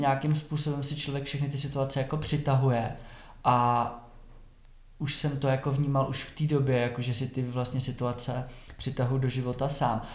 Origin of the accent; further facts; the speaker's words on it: Sušice, Plzeň Region, Czechia; moved away as an adult; also born or lived in Prague; vyrůstal jsem v Sušici uh, až do 19.